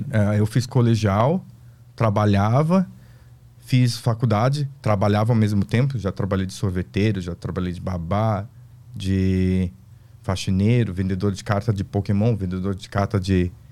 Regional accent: South Korea; now in Brazil; Até que um dia eu me toquei que eu sou coreano, sabia falar, eh, sabia entender japonês por causa que eu via desenho animado.

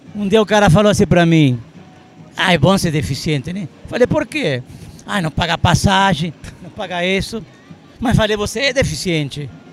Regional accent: Argentina; moved away as an adult; also born or lived in Santa Maria, Brazil; now in Brazil; Eu sou libanês criado na Argentina

